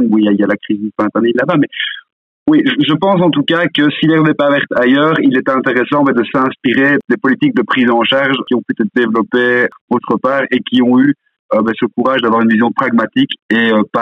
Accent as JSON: {"language": "French", "country": "Belgium", "said": "le remettre chez nous en Belgique"}